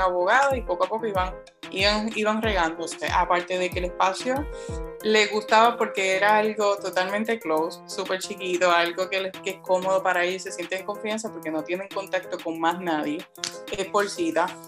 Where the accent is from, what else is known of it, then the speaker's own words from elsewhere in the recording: Juana Díaz, Puerto Rico; now in Ponce, Puerto Rico; yo también soy adoptada de Ponce, soy natural de Juanavilla